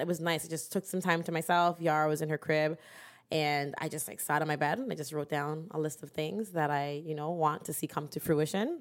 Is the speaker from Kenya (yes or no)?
no; Durham Region, Ontario, Canada; we're from Durham